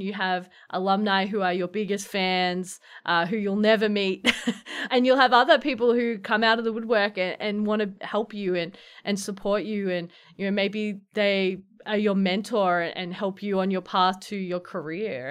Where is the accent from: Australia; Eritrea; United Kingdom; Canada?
Australia; Melbourne, Victoria; moved away as an adult; now in Providence, United States; growing up in Australia